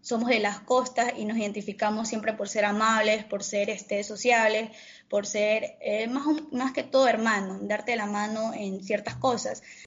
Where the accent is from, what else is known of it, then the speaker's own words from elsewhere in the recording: San Vicente, Manabí, Ecuador; soy de el Cantón San Vicente, provincia de Manabí, Ecuador.